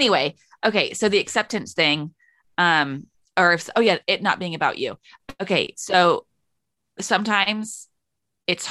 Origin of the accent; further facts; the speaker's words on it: United Kingdom; we're both British